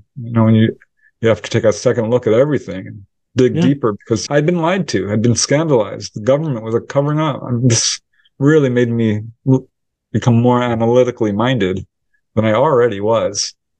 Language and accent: English; Topanga, California, United States; I grew up in Topanga Canyon, which was filled with owls.